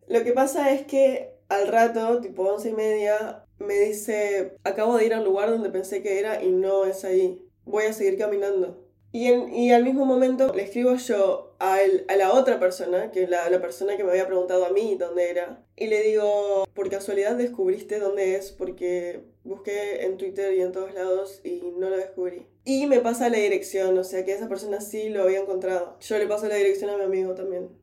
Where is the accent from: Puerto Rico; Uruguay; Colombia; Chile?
Uruguay; moved away as an adult; now in London, United Kingdom; yo soy uruguaya